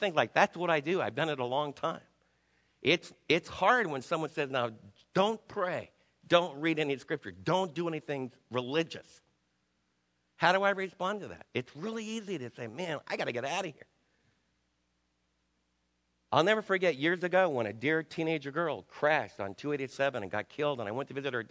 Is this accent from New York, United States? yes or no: yes; New York, United States; I was raised in New York